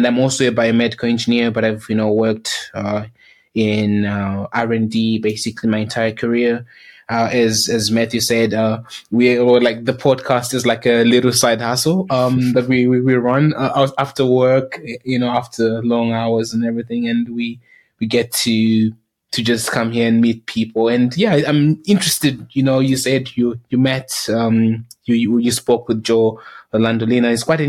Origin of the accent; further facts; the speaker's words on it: South Africa; also born or lived in Zimbabwe; now in United Kingdom; I'm from Zimbabwe, but I grew up in South Africa, went to school here. I went to university here in the UK, and I've basically been living in the UK for about just more than 6 years